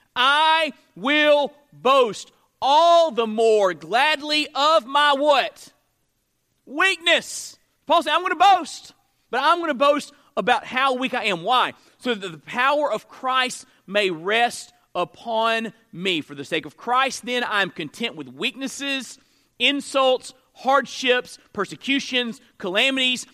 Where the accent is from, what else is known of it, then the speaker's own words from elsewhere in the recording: Florida, United States; moved away as an adult; now in Mississippi, United States; I'm from Florida, so I'm a Florida State fan